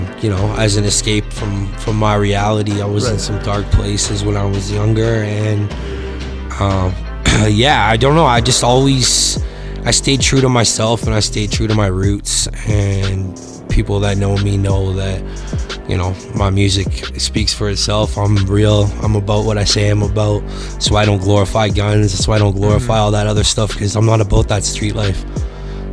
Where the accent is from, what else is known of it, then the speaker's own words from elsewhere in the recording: Victoria, British Columbia, Canada; moved away as an adult; now in Calgary, Canada; I'm originally from Victoria, BC. And I moved out here 7 years ago